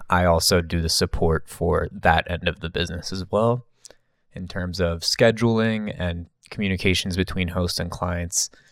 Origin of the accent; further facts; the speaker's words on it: New Jersey, United States; me growing up in New Jersey